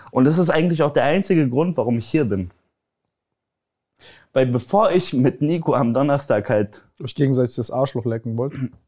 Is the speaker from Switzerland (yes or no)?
no; Poland; Weil bei uns, guck mal, ich, ich bin ja Pole, ich weiß nicht, ob das viele wissen.